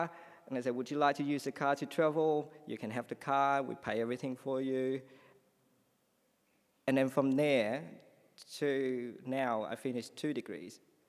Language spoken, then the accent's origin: English; Vietnam; English is a second language; moved away as an adult; also born or lived in Sydney, Australia; now in Australia; I came from Vietnam.